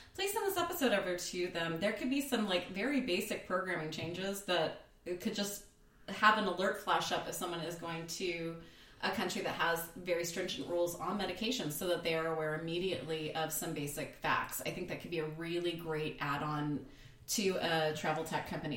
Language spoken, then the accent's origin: English; United States